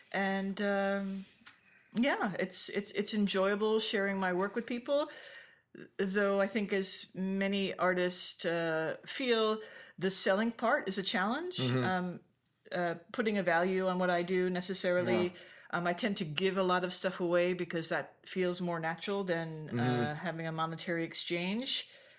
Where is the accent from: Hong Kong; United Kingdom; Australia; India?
Hong Kong; also born or lived in Japan / Liberia / Cameroon; I was raised in Asia, in Hong Kong and Japan.